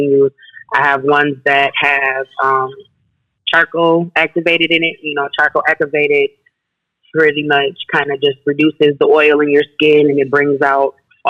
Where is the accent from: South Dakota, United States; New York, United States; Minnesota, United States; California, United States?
Minnesota, United States; Saint Paul; I'm from St. Paul, born and raised